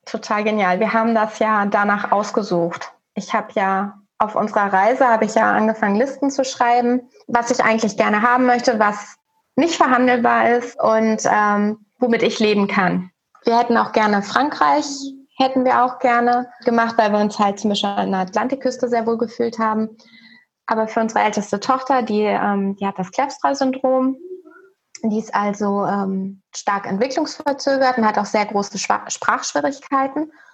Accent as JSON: {"language": "German", "country": "Germany", "moved": "as an adult", "said": "wir sind in 2018 aus Deutschland ausgewandert"}